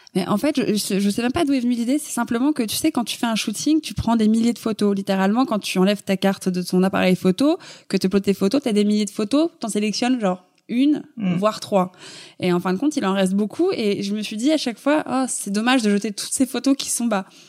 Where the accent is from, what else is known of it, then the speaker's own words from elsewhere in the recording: Paris, Île-de-France, France; Je suis née à Paris, j'ai grandi à Paris, je, je n'ai jamais quitté Paris